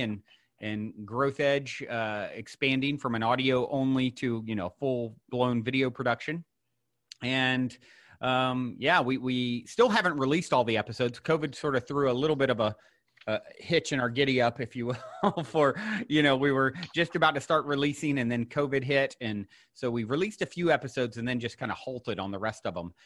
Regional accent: Virginia, United States; I was born and raised in Virginia, not so far from you.

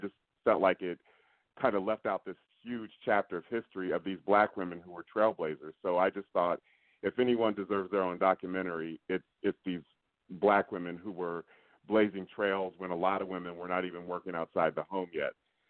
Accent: Columbus, Ohio, United States; I grew up in Columbus, Ohio, where most of these women are from.

